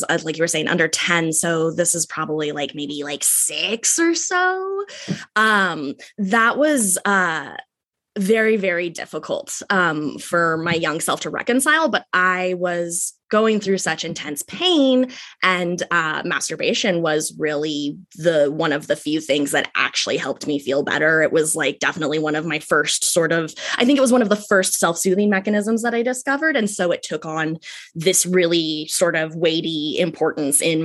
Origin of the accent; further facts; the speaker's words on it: Ojai, California, United States; moved away as an adult; also born or lived in San Francisco Bay Area, California; It's Ojai, California